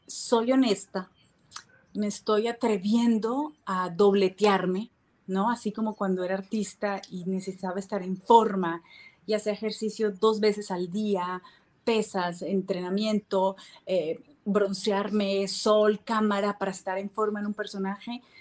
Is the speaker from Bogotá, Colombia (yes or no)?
no; Barranquilla, Atlántico, Colombia; also born or lived in Miami, United States / Mexico; now in Israel; soy colombiana, eh, barranquillera